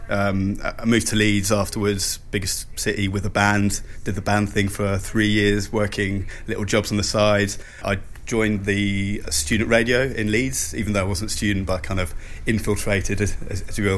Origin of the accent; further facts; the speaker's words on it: Switzerland; now in United Kingdom; I grew up in Switzerland